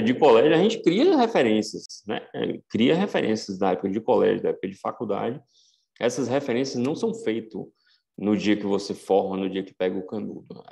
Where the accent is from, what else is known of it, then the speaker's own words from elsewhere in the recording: Vitória da Conquista, Bahia, Brazil; moved away as an adult; also born or lived in São Paulo; eu sou de Conquista